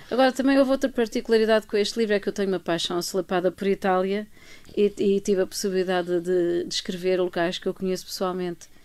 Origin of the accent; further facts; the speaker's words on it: Estoril, Lisbon, Portugal; passado maioritariamente no Estoril, que é, que é a minha terra